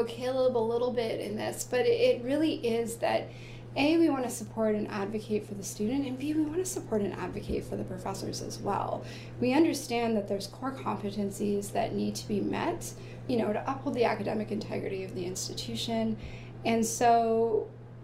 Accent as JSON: {"language": "English", "town": "Peterborough", "region": "Ontario", "country": "Canada", "said": "I'm from Peterborough"}